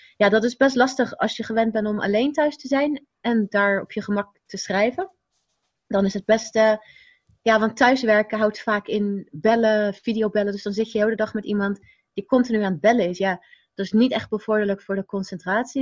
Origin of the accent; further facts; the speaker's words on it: Rotterdam, South Holland, Netherlands; de buurt waar ik opgroeide was wel heel druk. Rotterdam-Zuid, Pendrecht woonde ik